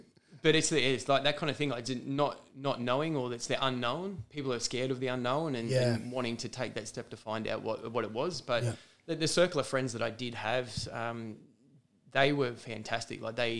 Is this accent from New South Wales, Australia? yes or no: yes; Junee, New South Wales, Australia; moved away as an adult; now in Dubbo, Australia; born and bred in Junee. So hour and a half or so from Tumut, half hour from Wagga Wagga.